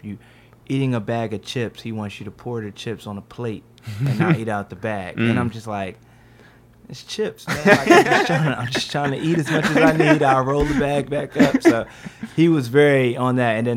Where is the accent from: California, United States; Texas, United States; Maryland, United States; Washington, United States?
Maryland, United States; Prince George's County; now in Atlanta, United States; I'm originally from Prince George's County, Maryland, right outside of D.C.